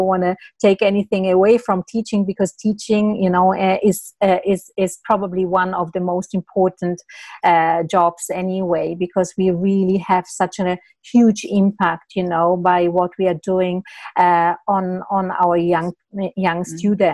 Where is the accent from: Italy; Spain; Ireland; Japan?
Italy; moved away as an adult; also born or lived in Switzerland; I'm actually originally from Italy. So I moved to Switzerland, and I moved a little bit around